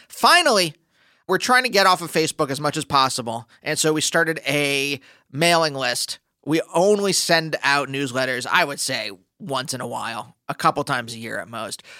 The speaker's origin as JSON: {"language": "English", "region": "Pennsylvania", "country": "United States", "said": "I'm from Pennsylvania"}